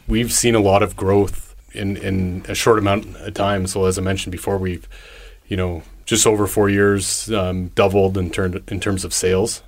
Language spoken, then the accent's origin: English; Winnipeg, Manitoba, Canada; moved away as an adult; also born or lived in Toronto / Ontario / Alberta / Saskatchewan; born and raised in Winnipeg